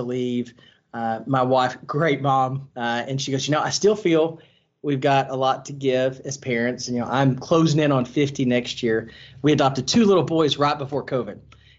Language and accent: English; Longview, Texas, United States; moved away as an adult; also born or lived in Houston, Texas; So I grew up in East Texas in Longview.